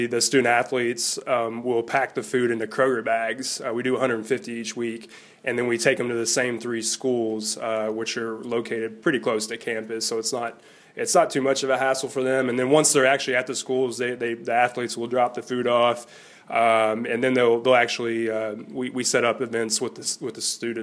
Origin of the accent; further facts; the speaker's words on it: Kentucky, United States; we're from Kentucky, and my parents, you know, my dad raised me on Kentucky basketball